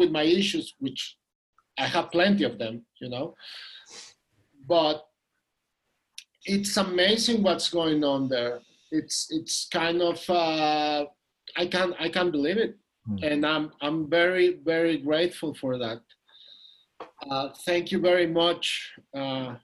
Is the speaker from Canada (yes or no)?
no; Mexico City, Mexico; I'm from Mexico City. I'm here in Mexico City.